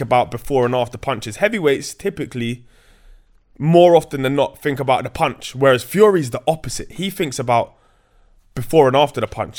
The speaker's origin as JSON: {"language": "English", "region": "London", "country": "United Kingdom", "tie": "born or raised there", "said": "growing up in Grove, you're cool with the, with the travelers"}